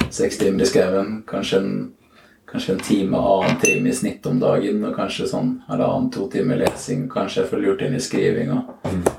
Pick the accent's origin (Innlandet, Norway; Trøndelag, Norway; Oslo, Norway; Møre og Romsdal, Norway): Innlandet, Norway; Trysil; jeg er fra Trysil.